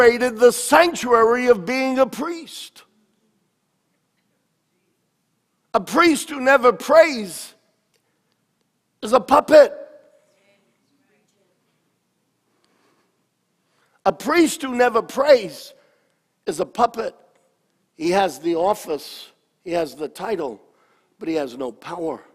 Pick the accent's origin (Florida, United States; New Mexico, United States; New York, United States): New York, United States; I grew up in New York. I mean, we played tackle on the cobblestone streets of New York